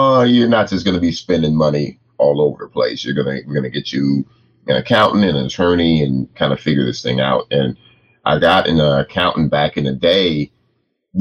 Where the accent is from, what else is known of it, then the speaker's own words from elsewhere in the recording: Compton, California, United States; my mother was very overprotective of me growing up in Compton